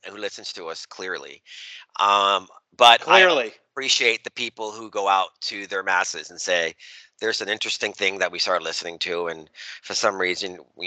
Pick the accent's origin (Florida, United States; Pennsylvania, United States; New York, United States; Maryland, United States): Maryland, United States; Baltimore; I'm from Baltimore